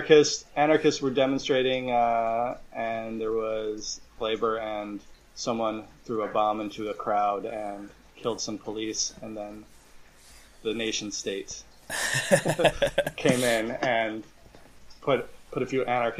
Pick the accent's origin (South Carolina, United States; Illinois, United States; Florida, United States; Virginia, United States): Illinois, United States; Chicago; I'm from the great state of Illinois, Chicago.